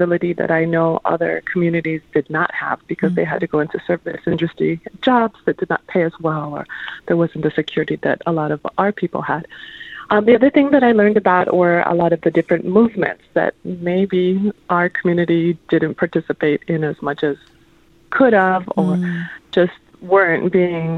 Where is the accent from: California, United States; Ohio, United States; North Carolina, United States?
Ohio, United States; Lorain; born or raised there; moved away; also born or lived in New York